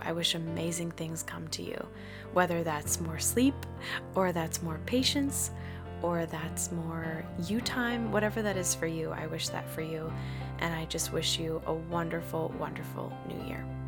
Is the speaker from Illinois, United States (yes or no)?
no; Massachusetts, United States; now in Queens, United States; I'm from Mass, Massachusetts